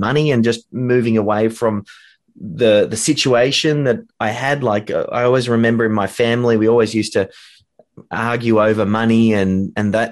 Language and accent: English; Melbourne, Victoria, Australia; here in Australia.